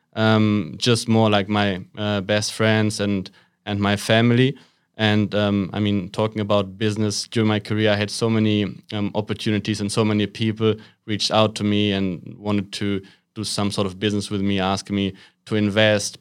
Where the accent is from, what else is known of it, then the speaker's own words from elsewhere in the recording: Waltrop, North Rhine-Westphalia, Germany; a small town is called Waltrop. It's not far away from Dortmund, um, so the west of Germany. That's where I grew up.